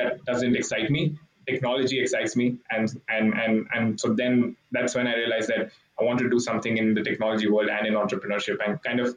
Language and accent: English; Mumbai, Maharashtra, India; moved away as an adult; also born or lived in Hong Kong / Berkeley, California; I grew up in India, grew up in Mumbai